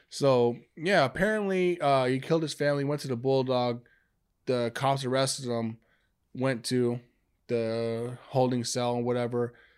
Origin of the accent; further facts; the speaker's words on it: Amityville, New York, United States; moved away; I'm from Amityville